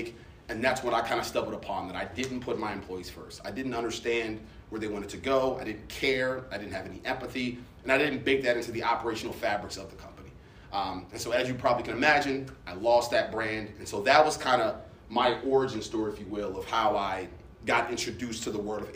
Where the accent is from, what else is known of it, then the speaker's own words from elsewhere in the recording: Baltimore, Maryland, United States; I'm originally from Baltimore